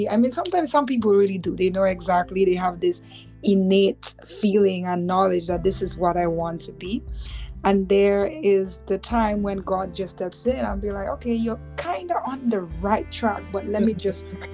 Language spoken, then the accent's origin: English; Dominica; both of us are from Dominica, so growing up in Dominica